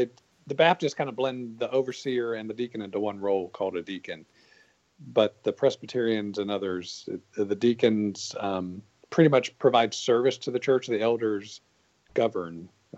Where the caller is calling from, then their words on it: Lexington, South Carolina, United States; From beautiful Lexington, South Carolina.